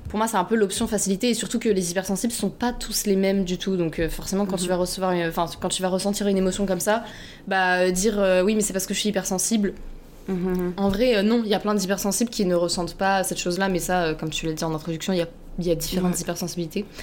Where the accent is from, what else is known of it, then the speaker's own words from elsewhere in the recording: France; moved away as an adult; also born or lived in Paris, France; now in Montreal, Canada; j'ai 22 ans, je viens de France